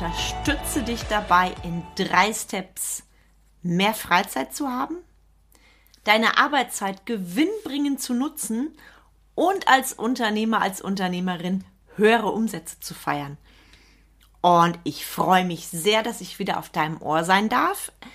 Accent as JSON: {"language": "German", "area": "Sauerland", "region": "North Rhine-Westphalia", "country": "Germany", "said": "Bei uns im Sauerland"}